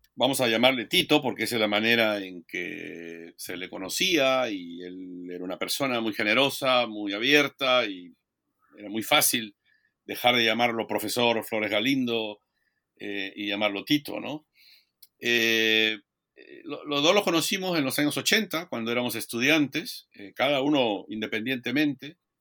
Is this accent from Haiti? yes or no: no; Peru; moved away as an adult; also born or lived in Minnesota, United States; now in Oregon, United States; soy historiador peruano, formado en la Universidad eh, Nacional Federico Villarreal y la Pontificia Universidad Católica del Perú